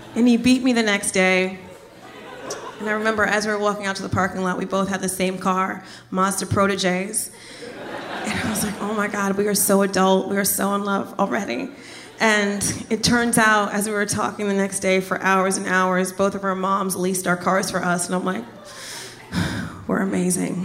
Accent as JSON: {"language": "English", "town": "Trenton", "region": "New Jersey", "country": "United States", "also_born_or_lived": "Miami", "moved": "as an adult", "said": "I'm originally from Jersey"}